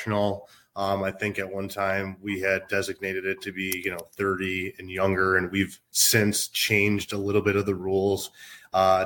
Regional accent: Minnesota, United States; moved away as an adult; also born or lived in Illinois; now in Chicago, United States; I grew up in Minnesota and moved to Illinois in 2014

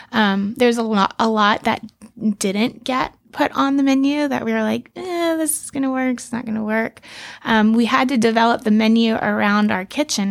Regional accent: Key West, Florida, United States; I was born in Key West

